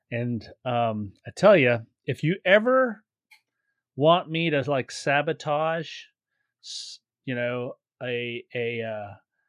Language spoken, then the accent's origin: English; Charleston, South Carolina, United States; moved away; I grew up on the East Coast in Charleston